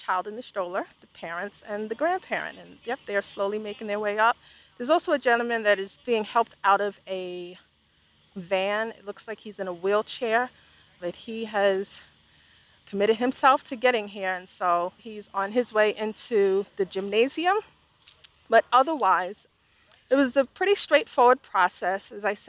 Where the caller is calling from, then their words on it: Charlotte, North Carolina, United States; I am recording from Charlotte, North Carolina in Mecklenburg County.